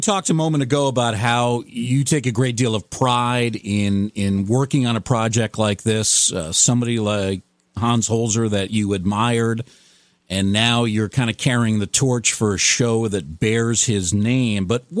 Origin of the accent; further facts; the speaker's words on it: Yonkers, New York, United States; not too far from where I grew up in Yonkers, New York.